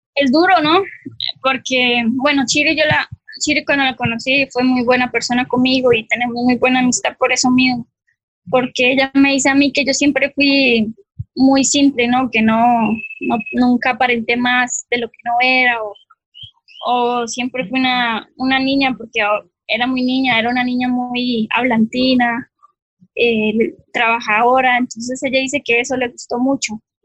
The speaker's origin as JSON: {"language": "Spanish", "country": "Costa Rica", "also_born_or_lived": "Colombia / France", "moved": "as an adult", "said": "en Costa Rica aquí"}